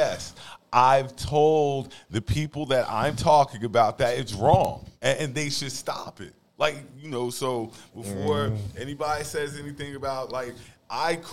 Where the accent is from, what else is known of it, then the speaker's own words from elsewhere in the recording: the South, United States; now in Raleigh, United States; being from the South, well, you know, growing up in the South